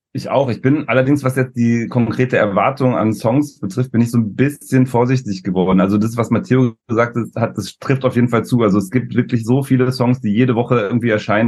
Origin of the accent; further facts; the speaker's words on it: Berlin, Germany; wir kommen ja aus Berlin